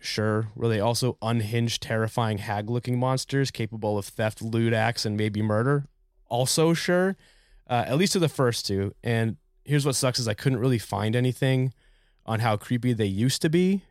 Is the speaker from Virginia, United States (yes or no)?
no; New Hampshire, United States; now in Philadelphia, United States; I'm originally from New Hampshire, so we got all four seasons, and then we moved to Philly